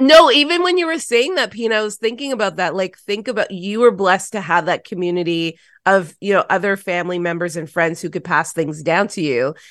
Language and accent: English; Toronto, Ontario, Canada; I grew up in Toronto City Housing